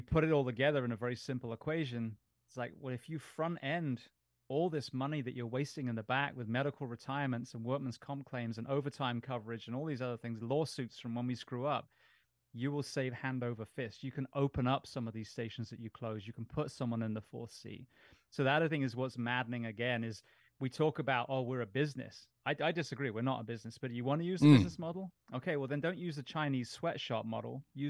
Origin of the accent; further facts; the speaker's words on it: England, United Kingdom; now in United States; I mean, I grew up in England.